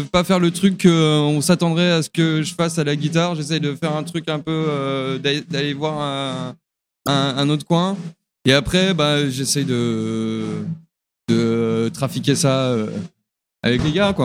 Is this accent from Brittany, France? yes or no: no; Jura, Bourgogne-Franche-Comté, France; now in Lyon, France; chez moi dans le Jura